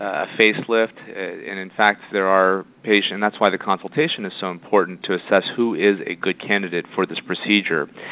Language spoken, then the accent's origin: English; Indiana, United States; moved away as an adult; also born or lived in Florida / Toronto; now in Los Angeles, United States; I'm originally from Indiana and did all of my schooling there